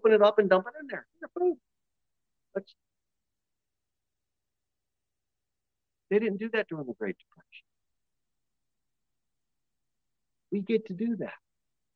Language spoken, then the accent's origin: English; United States; we're American